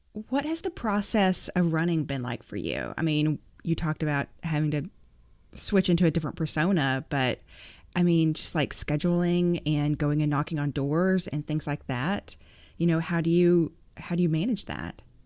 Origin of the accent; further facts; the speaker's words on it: Arkansas, United States; moved away; I grew up in Arkansas